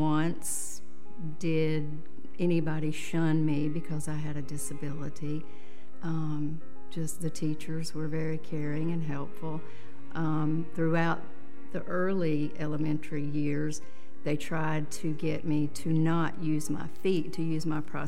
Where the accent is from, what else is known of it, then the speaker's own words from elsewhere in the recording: Stony Point, North Carolina, United States; I grew up in Stony Point, North Carolina, which is a very small town on the other side of Statesville